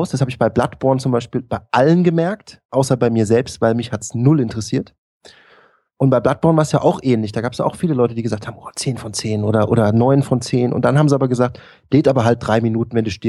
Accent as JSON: {"language": "German", "region": "Bavaria", "country": "Germany", "said": "immer als, als Bayer ja, wenn man das dann auf Deutsch spielen muss"}